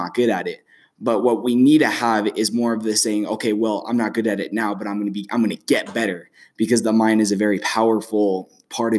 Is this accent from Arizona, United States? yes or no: yes; Flagstaff, Arizona, United States; most of our students come from Sunnyside, as myself